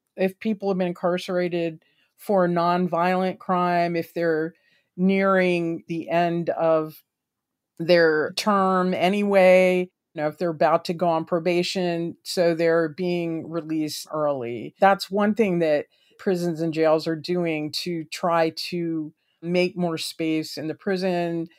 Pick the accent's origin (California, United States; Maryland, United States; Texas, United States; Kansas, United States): Maryland, United States; my home state of Maryland